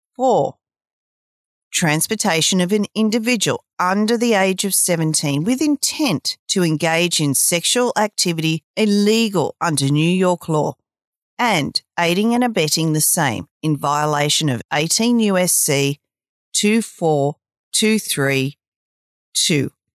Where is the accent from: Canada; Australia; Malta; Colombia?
Australia; I'm Australian